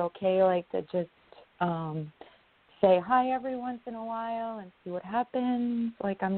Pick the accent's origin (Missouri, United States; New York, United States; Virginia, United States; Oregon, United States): New York, United States; from New York.